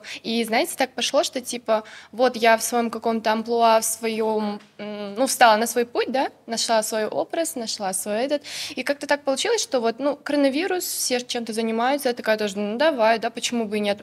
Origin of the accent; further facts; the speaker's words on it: Kadamjay, Batken Region, Kyrgyzstan; я с Кадамжая